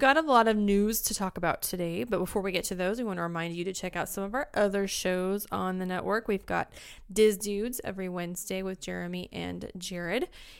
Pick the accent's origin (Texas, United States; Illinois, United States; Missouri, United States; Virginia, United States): Missouri, United States; Springfield; So sometimes I can't say bag, like I'm from Springfield, Missouri. I say bag.